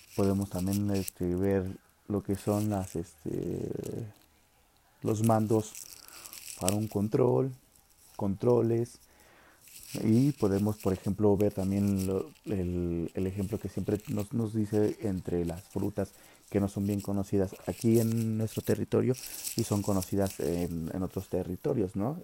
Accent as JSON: {"language": "Spanish", "country": "Mexico", "said": "como mexicanos"}